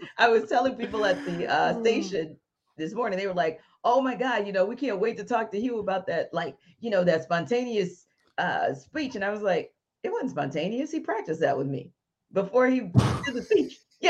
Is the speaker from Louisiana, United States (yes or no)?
yes; Houma, Louisiana, United States; I am from Louisiana